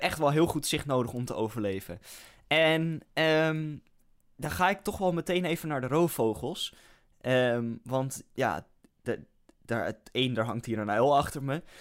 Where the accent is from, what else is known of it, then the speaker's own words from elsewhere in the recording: Netherlands; als Nederlander